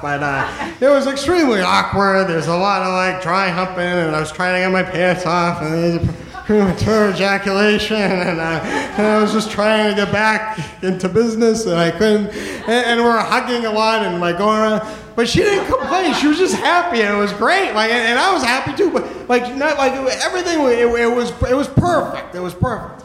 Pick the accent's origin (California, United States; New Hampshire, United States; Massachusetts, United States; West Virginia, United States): New Hampshire, United States; moved away as an adult; now in New York, United States; I am originally from New Hampshire. Um, first 23 years of my life I spent in New Hampshire